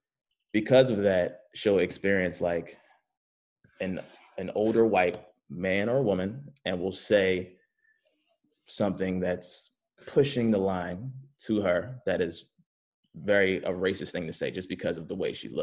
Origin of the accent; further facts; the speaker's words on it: Philadelphia, Pennsylvania, United States; moved away as an adult; also born or lived in Cheltenham, Pennsylvania; now in Los Angeles, United States; I grew up in Philly. I lived in Allegheny first, and then I moved to Cheltenham